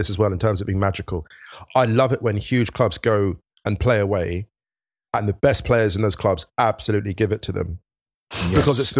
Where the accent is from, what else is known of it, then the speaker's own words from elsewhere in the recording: England, United Kingdom; I grew up in the sticks. I'm a bit more scarred. You people, you're Londoners. I'm not a Londoner, right? I didn't grow up in London. So here's the thing. I grew up just outside.